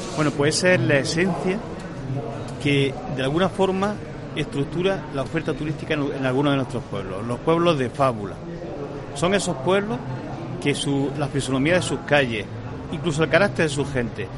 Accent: Andalusia, Spain; somos los andaluces

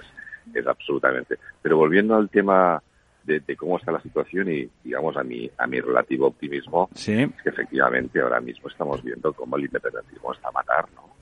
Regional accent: Catalonia, Spain; first language Catalan; Spanish is a second language; yo soy catalano parlante y mi lengua materna es, es el catalán

